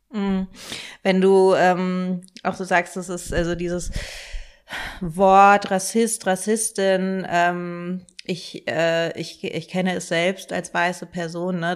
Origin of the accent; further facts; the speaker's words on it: Germany; wir sind einfach in Deutschland auch alle in sehr rassistischen Denkstrukturen aufgewachsen